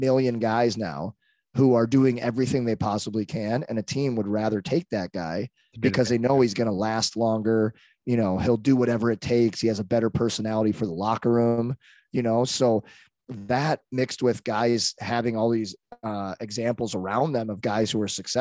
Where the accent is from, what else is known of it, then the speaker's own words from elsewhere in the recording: St. Louis, Missouri, United States; also born or lived in Arlington Heights, Illinois; I grew up in St. Louis